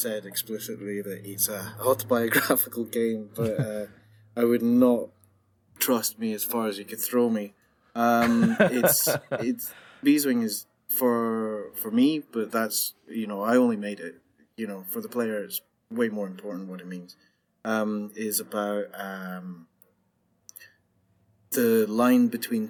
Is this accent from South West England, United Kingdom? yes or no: no; Scotland, United Kingdom; me being Scottish